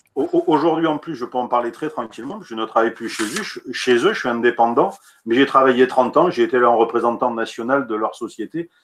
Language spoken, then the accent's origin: French; Montpellier, Occitania, France; Je suis montpelliérain, donc je connais bien ce sujet-là. Moi, je suis un vrai montpelliérain. Je suis né à Montpellier